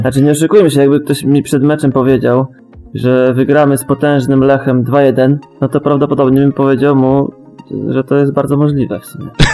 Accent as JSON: {"language": "Polish", "town": "Bąkowo", "region": "Pomeranian Voivodeship", "country": "Poland", "said": "niech będzie z Bąkowa"}